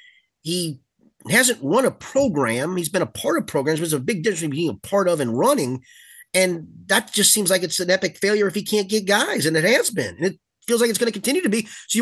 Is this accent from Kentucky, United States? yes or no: yes; Crestview Hills, Kentucky, United States; they finally did find a nice house in the neighborhood that you and I grew up in Crestview Hills.